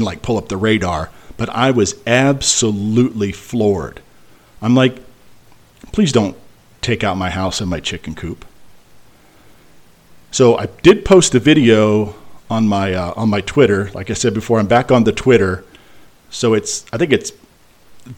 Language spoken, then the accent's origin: English; Midwest, United States; moved away; I grew up in the Midwest in Hurricane Alley